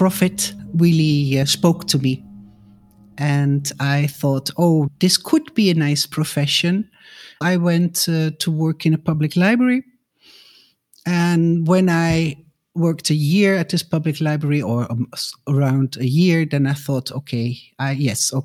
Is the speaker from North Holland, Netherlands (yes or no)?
no; Nijmegen, Gelderland, Netherlands; I grew up in Nijmegen, southeast at the German border.